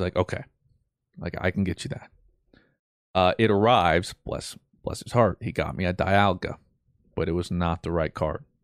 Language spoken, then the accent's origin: English; Colorado, United States; I'm this nobody from Colorado